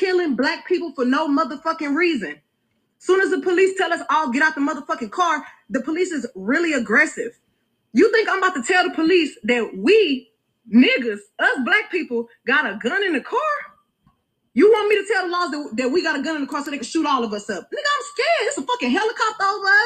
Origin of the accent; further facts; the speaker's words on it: Houston, Texas, United States; I'm from Houston. I'm from the motherfucking South Side